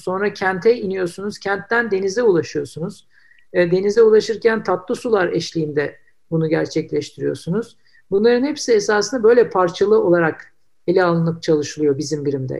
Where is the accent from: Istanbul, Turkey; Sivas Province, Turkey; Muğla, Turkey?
Istanbul, Turkey; ben İstanbullular olarak